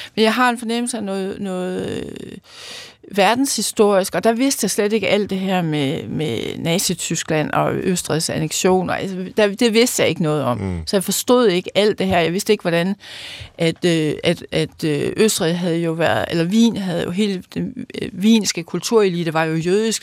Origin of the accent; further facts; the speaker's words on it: Løkken, North Denmark Region, Denmark; født, født og opvokset i Lykken